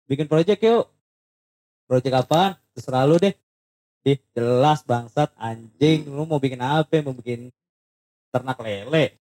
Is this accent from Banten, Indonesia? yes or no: yes; Tangerang, Banten, Indonesia; Ya ketahuan dong kita dari Tangerang iya.